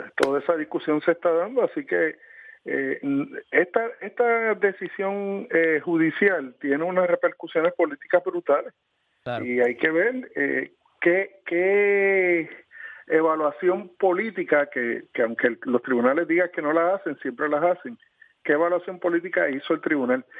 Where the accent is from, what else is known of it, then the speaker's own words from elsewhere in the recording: Puerto Rico; una imposición que tenemos desde que fuimos traspasados como posesión a, a los Estados Unidos